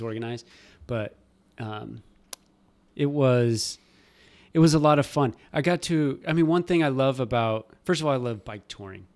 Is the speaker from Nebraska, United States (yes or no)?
yes; Nebraska, United States; moved away; I'm from Nebraska and everything's gravel